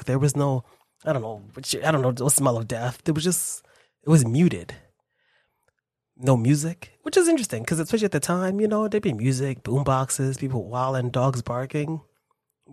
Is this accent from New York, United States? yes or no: yes; New York City, New York, United States; I was born in New York. I live here